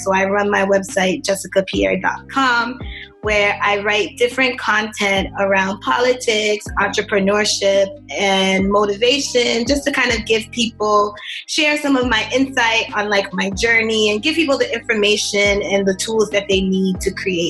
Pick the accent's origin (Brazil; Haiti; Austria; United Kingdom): Haiti; also born or lived in Boston, United States; And then, you know, I was born in Boston. But then when I was six, my mom decided to move back to Haiti